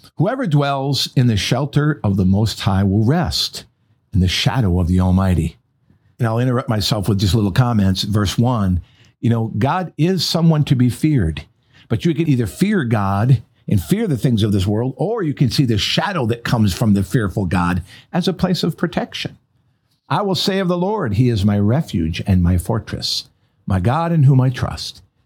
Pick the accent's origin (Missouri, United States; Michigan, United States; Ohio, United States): Michigan, United States; moved away; also born or lived in North Carolina; which was my home state